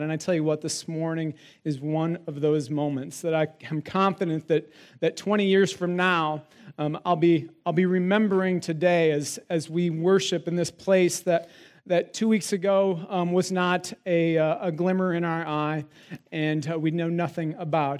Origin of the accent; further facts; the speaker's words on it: South Dakota, United States; Steph and I grew up in South Dakota